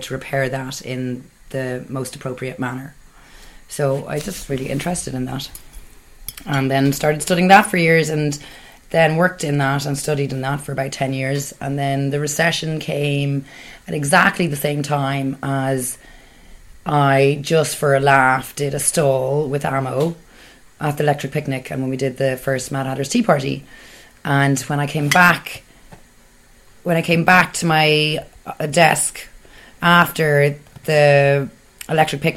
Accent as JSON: {"language": "English", "town": "Ballybrack", "region": "Leinster", "country": "Ireland", "lives_now": "Dublin, Ireland", "said": "I am from Ballybrack"}